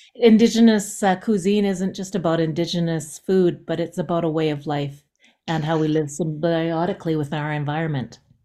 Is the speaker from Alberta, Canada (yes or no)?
yes; Jasper, Alberta, Canada; I'm from Jasper